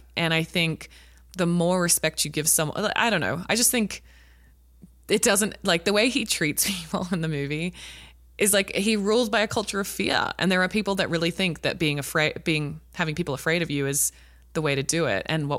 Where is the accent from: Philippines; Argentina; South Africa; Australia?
Australia; watching it as an Australian, I'm like, that's fucked up that we're like laughing.